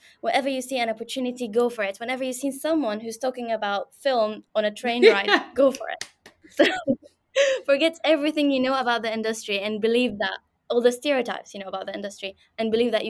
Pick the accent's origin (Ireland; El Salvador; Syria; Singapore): Syria; now in United Kingdom; I'm from Syria. I don't know anyone in this country. I came on my own.